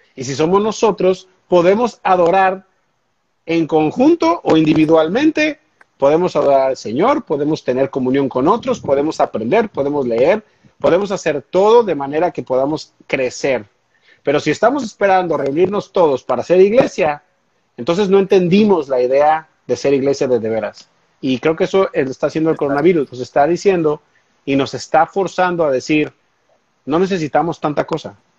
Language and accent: Spanish; Mexico; now in United States; yo soy, soy mexicano, soy latino